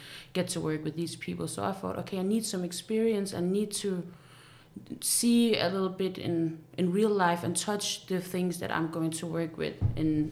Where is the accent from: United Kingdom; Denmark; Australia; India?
Denmark; I was born and raised here in Denmark, but my parents are originally from Syria